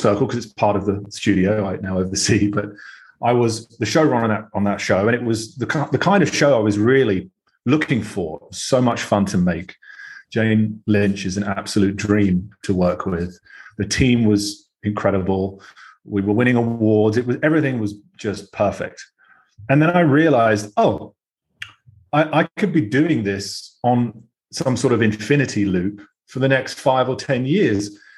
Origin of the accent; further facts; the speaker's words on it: United Kingdom; accent: British; moved away as an adult; now in United States; Although I sound fairly British